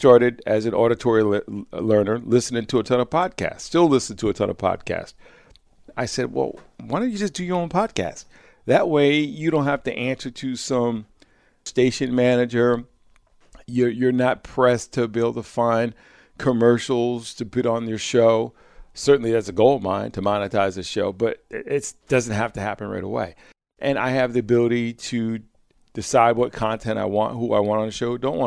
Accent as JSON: {"language": "English", "town": "Croton-on-the-Hudson", "region": "New York", "country": "United States", "tie": "born or raised there", "said": "I was living back in my hometown of Croton-on-the-Hudson, New York"}